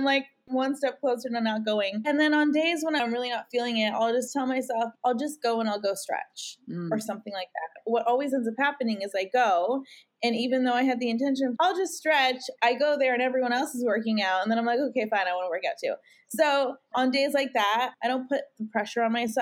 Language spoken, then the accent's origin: English; Canada; moved away; I'm from Canada, and so I haven't been able to go home and see my family and visit my parents.